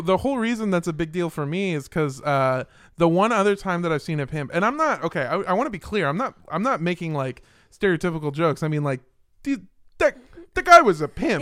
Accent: Los Angeles, California, United States; I grew up in Los Angeles.

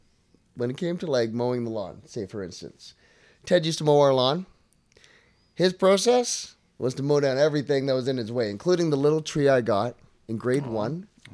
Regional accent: Calgary, Alberta, Canada; We're from Calgary.

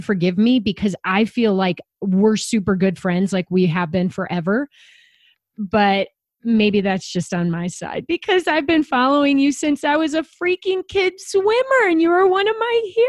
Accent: Chicago, Illinois, United States; I grew up in Chicago, competitively swimming

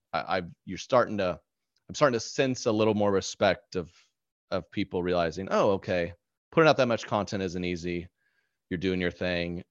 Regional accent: Oklahoma, United States; growing up in Oklahoma

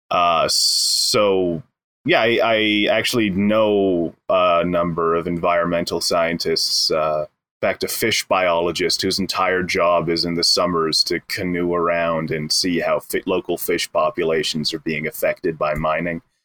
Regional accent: Edmonton, Alberta, Canada; moved away as an adult; now in Wells, Canada; born born and raised in Edmonton

